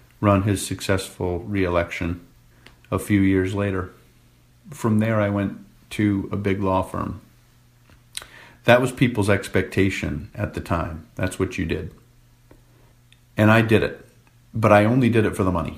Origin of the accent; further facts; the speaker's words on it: Rhode Island, United States; my hometown in Rhode Island